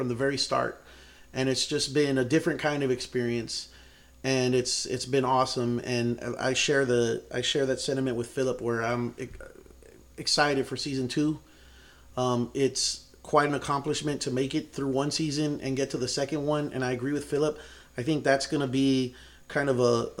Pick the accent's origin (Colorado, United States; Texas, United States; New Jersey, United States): Texas, United States; San Antonio; my hometown